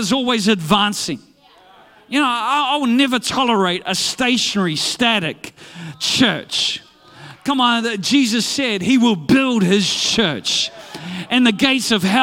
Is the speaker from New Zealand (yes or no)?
yes; New Zealand